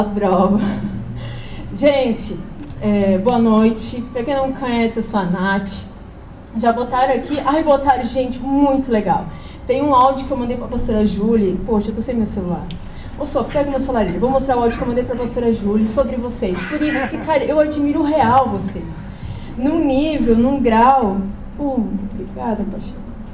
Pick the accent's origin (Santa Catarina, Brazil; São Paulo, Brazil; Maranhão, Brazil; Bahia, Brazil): Santa Catarina, Brazil; Blumenau; sou de Blumenau, sou casada com o Diego